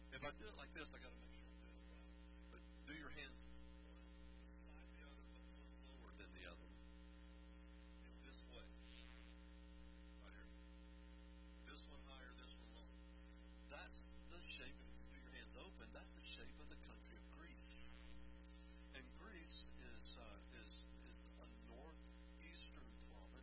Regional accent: United States; I'm an American

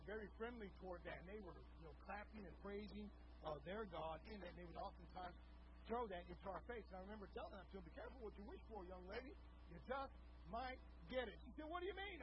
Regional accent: Texas, United States; growing up in Texas

